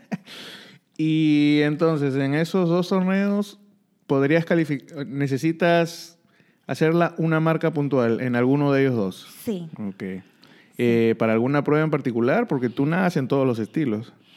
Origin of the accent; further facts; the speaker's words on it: Peru; en mi país